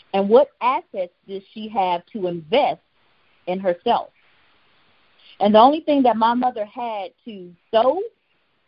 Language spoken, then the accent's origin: English; Houston, Texas, United States; I grew up in Houston, Texas